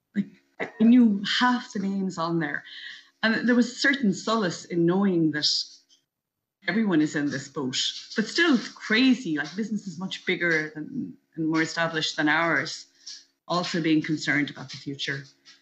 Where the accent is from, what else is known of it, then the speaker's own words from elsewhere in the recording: New Inn, County Galway, Ireland; moved away as an adult; also born or lived in New York City, United States; now in New Jersey, United States; I am from New Inn, County Galway. I've been living in New York City now for just over 25 years.